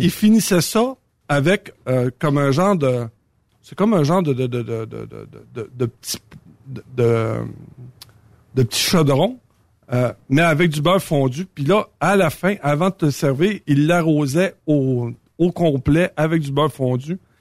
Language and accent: French; Saint-Tite, Quebec, Canada; chez nous, à Saint-Tite